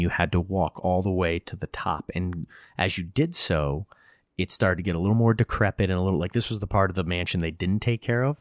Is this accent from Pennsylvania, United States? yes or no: no; Hudson Valley, New York, United States; I grew up in the Hudson Valley